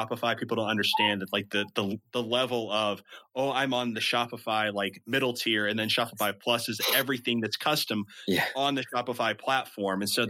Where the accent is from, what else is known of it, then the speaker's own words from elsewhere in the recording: Midwest, United States; accent: Midwestern; the Midwestern in me